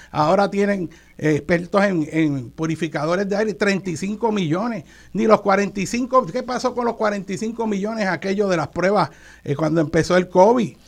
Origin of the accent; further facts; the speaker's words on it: Puerto Rico; no solo como puertorriqueño, sino como tío tuyo que soy